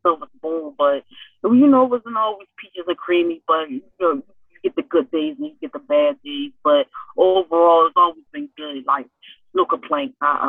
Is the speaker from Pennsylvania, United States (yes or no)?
yes; Philadelphia, Pennsylvania, United States; North Philly, oh man, always been a struggle, always been a struggle, and still a struggle.